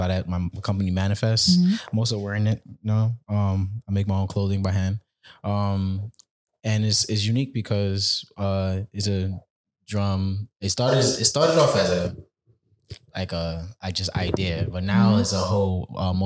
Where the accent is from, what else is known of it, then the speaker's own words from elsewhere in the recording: New York City, New York, United States; I'm a percussionist from Brooklyn, New York. Represent Panama